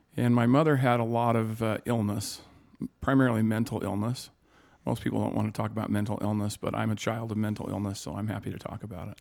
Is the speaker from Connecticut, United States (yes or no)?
no; Sioux City, Iowa, United States; born in Sioux City, Iowa